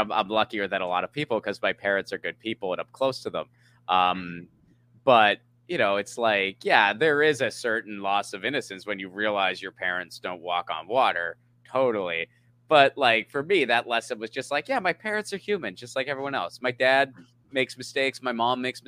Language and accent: English; Pennsylvania, United States; also born or lived in San Pedro, Los Angeles; now in Los Angeles, United States; I grew up in Pennsylvania